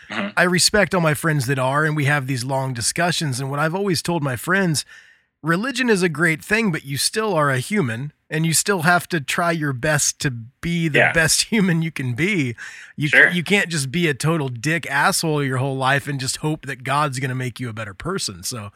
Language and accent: English; Indiana, United States; where I grew up in Indiana, you know, being in punk bands